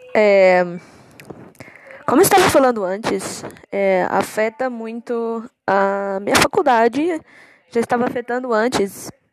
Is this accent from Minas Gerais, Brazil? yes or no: yes; Contagem, Minas Gerais, Brazil; eu sou de Contagem, Minas Gerais